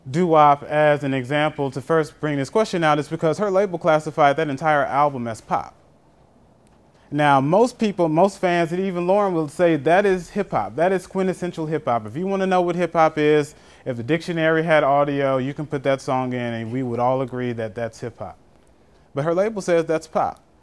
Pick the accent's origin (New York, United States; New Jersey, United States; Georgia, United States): Georgia, United States; Atlanta; I'm from Atlanta, so I'm kind of familiar.